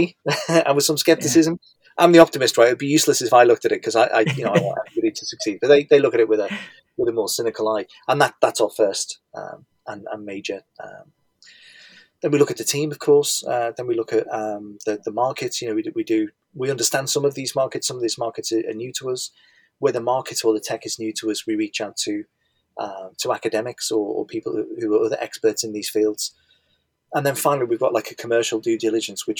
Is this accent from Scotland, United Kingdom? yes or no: no; Liverpool, North West England, United Kingdom; You can probably tell from my accent that I'm from Liverpool